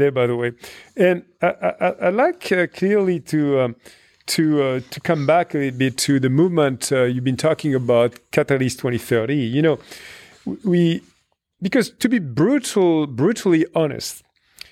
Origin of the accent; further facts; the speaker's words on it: France; in my home country in France